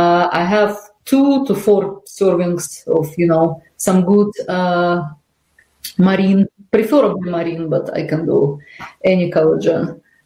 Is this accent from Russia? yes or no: yes; Russia; I'm Russian, I'm Ukrainian, and I'm Jewish, and it's quite a mix.